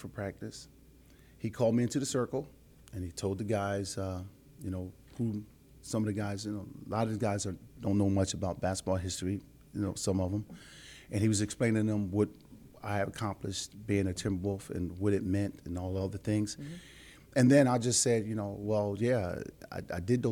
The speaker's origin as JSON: {"language": "English", "town": "Philadelphia", "region": "Pennsylvania", "country": "United States", "said": "I'm from Philly"}